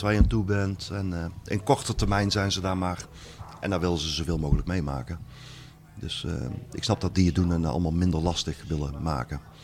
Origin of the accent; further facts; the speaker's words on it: Netherlands; ik kom uit Nederland